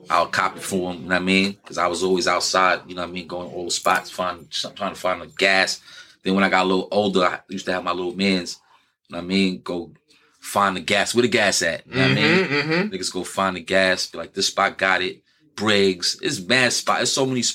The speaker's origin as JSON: {"language": "English", "town": "New York City", "region": "New York", "country": "United States", "said": "I'm from Broadway"}